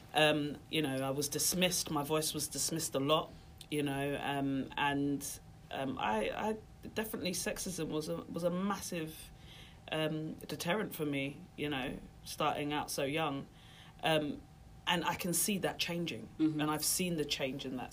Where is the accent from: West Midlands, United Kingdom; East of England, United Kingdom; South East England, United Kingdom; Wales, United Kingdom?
East of England, United Kingdom; Norfolk; we didn't grow up in London, we grew up in Norfolk